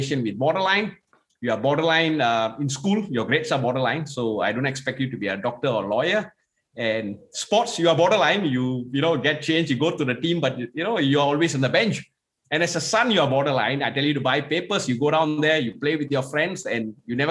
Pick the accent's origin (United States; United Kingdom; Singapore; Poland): Singapore; I'm from Singapore, and I come from a middle-income family